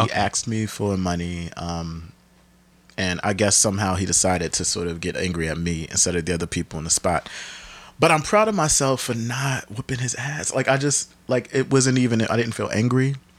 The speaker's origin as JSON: {"language": "English", "town": "Camden", "region": "New Jersey", "country": "United States", "tie": "born or raised there", "also_born_or_lived": "Bed-Stuy, Brooklyn, New York", "moved": "yes", "lives_now": "New York City, United States", "said": "I'm from Camden, New Jersey, representing always from my hometown."}